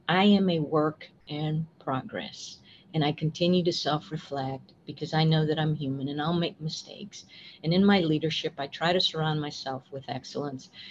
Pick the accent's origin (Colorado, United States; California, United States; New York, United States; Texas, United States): Texas, United States; West; moved away as an adult; also born or lived in Austin, Texas; I was raised by my grandparents, and I grew up in West Texas in a very small community